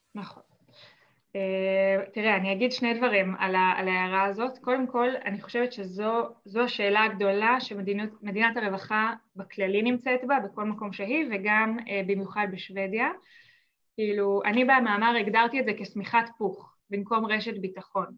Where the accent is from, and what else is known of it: Israel; moved away as an adult; now in Sweden